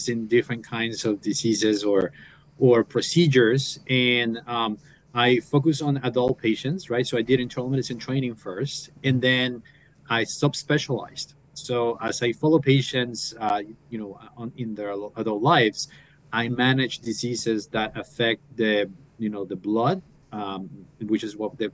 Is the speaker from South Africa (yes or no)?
no; Colombia; moved away as an adult; now in United States; So I'm originally from Colombia. So I went to medical school at 16.